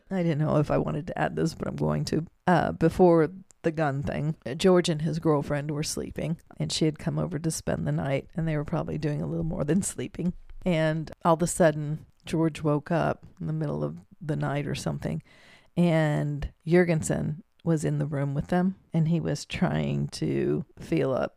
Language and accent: English; Germany; moved away; growing up in Germany, during those times, my grandmother always had a beer like this